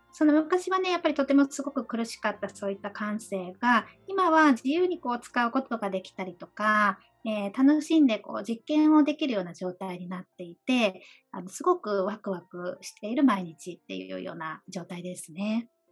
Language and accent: Japanese; Fukuoka, Japan; also born or lived in Okinawa; now in Tokyo, Japan; 私は沖縄生まれで、えー、福岡育ちの今東京にあの在住させていただいております